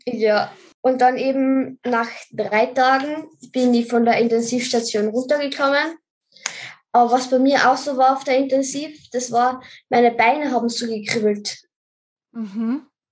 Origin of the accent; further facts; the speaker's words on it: Carinthia, Austria; ich komme aus Österreich, also aus Kärnten